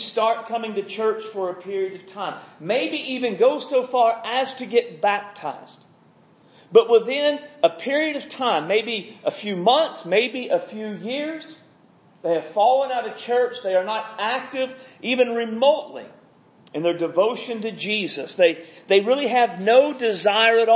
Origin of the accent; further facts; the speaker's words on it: United States; I'm an American and I know what goes on in the church in America